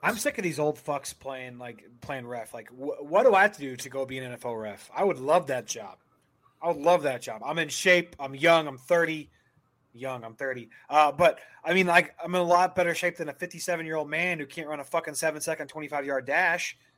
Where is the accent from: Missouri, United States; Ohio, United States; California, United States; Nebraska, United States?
Missouri, United States; St. Louis; we're from St. Louis, so we used to be Rams fans